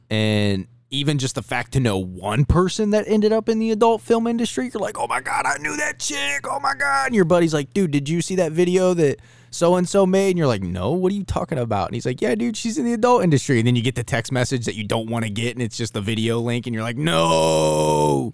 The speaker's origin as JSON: {"language": "English", "region": "Ohio", "country": "United States", "said": "I'm from Ohio."}